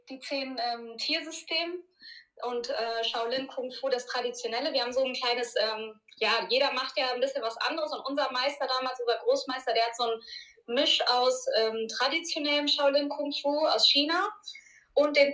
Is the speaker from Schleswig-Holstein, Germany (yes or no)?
no; Duisburg, North Rhine-Westphalia, Germany; kleine Korrektur, ich komme aus Duisburg.